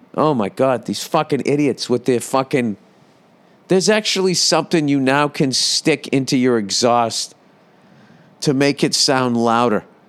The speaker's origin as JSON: {"language": "English", "region": "Massachusetts", "country": "United States", "said": "I am from Massachusetts."}